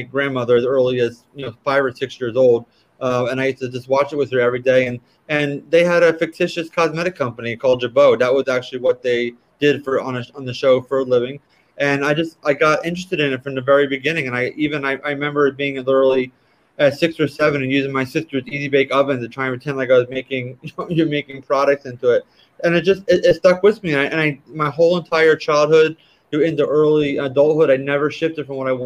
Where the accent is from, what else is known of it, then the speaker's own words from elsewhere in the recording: Jersey Shore, New Jersey, United States; moved away as an adult; also born or lived in Malibu, California; I grew up on the Jersey Shore in South Jersey on the ocean.